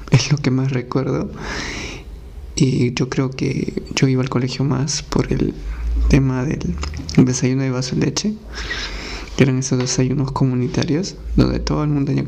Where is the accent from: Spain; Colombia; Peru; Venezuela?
Peru; Rosario, Huancavelica; now in Lima, Peru; yo nací en la sierra, en Huancavelica, en un pueblito que se llamaba Rosario.